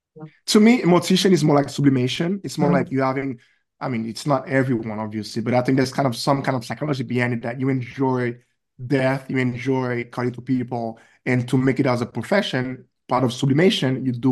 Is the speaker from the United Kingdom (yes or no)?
no; Haiti; moved away; You know, I grew up in Haiti